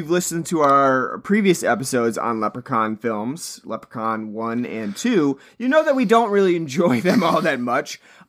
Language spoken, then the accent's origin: English; United States; I'm American. I have Irish descent in me. Irish and Scottish. I believe … is Scottish.